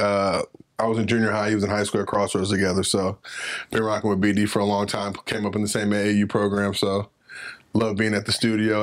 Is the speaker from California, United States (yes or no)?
yes; Los Angeles, California, United States; also born or lived in San Fernando Valley; lived in L A my whole life